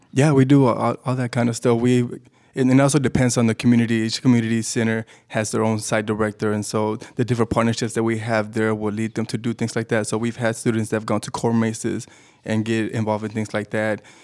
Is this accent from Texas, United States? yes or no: yes; Dallas, Texas, United States; also born or lived in Mexico; I was actually born in Mexico, but I grew up in Dallas, Texas.